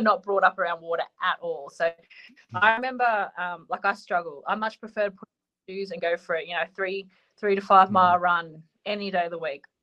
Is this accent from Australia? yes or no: yes; Australia; we're both Australian